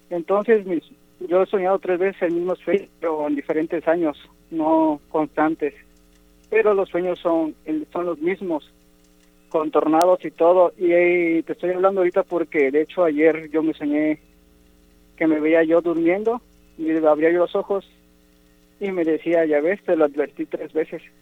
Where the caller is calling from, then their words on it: Tijuana, Baja California, Mexico; De acá de Tijuana.